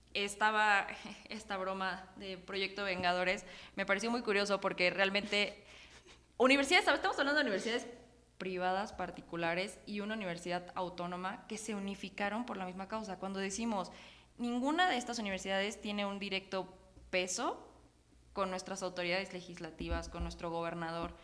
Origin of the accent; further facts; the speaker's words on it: Puebla, Mexico; como poblanos, pero sobre todo también como mexicanas y mexicanos